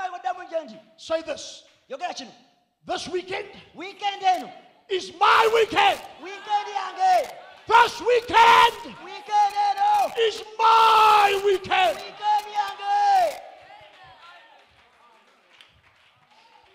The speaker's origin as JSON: {"language": "English", "country": "South Africa", "accent": "South African", "moved": "yes", "lives_now": "New Zealand", "said": "my South African accent"}